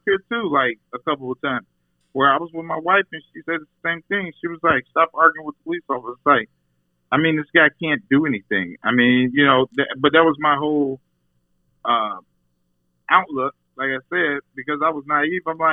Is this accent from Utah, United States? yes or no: no; Texas, United States; also born or lived in Dallas; now in Chicago, United States; my experience growing up in Texas